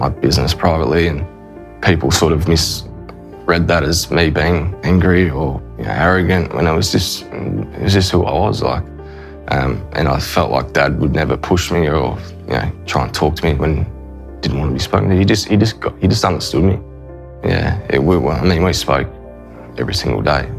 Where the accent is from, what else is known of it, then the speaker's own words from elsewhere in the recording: Queensland, Australia; also born or lived in Yarrawonga, Victoria; I was born in Yarrawonga, so little country town there on the border of New South Wales and Victoria. And grew up there till I was five, and Mum and Dad moved to Queensland